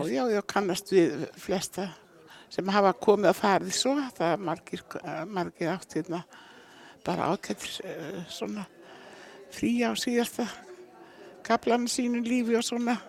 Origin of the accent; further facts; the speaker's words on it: Eyrarbakki, Southern Region, Iceland; moved away; Ég fættu upp alveg að Eirabakka